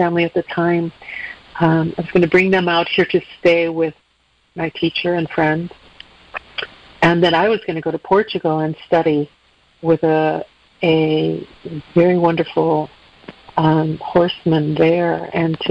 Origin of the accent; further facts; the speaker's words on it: Chicago, Illinois, United States; now in Mendocino County, United States; I'm originally from the Midwest. I grew up in the suburbs of Chicago